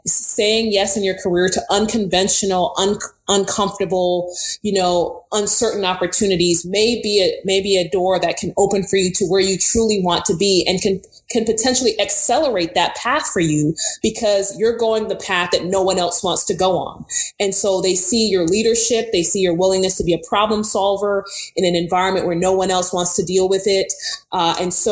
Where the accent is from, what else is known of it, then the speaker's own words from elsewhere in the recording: New York City, New York, United States; moved away; also born or lived in Houston, Texas / Baton Rouge, Louisiana; I'm a girl from Brooklyn, New York.